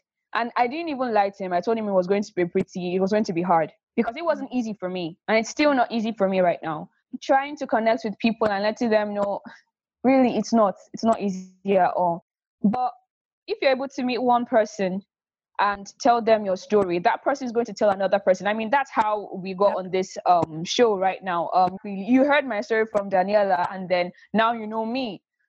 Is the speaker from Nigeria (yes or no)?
yes; Nigeria; accent: neutral, mix of British; neutral accent. Mm-hmm. You almost can't tell that I am West African. I have a mix of British and basically my accent is a bit different.